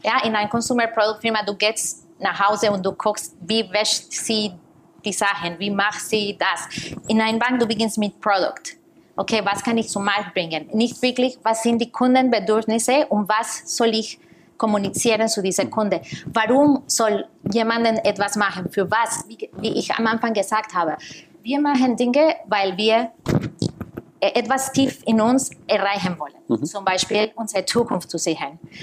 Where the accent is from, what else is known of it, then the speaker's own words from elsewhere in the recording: Costa Rica; moved away as an adult; also born or lived in New York, United States; now in Germany; Ich komme aus Costa Rica